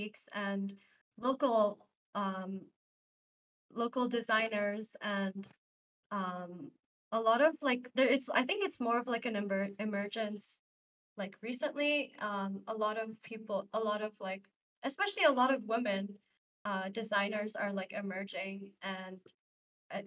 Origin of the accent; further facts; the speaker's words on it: Dubai, United Arab Emirates; now in New York, United States; I grew up in Dubai